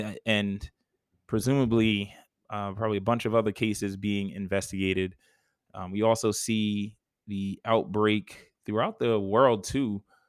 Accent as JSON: {"language": "English", "region": "New York", "country": "United States", "moved": "yes", "lives_now": "Georgia, United States", "said": "I'm a New Yorker at heart."}